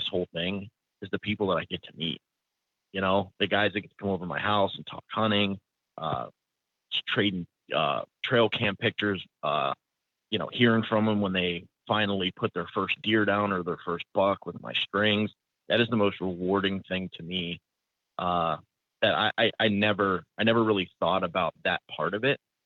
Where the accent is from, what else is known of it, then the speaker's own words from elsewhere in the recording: Youngstown, Ohio, United States; I'm from Youngstown, Ohio. Born and raised in Northeast Ohio. I actually bought a house a quarter mile where I grew up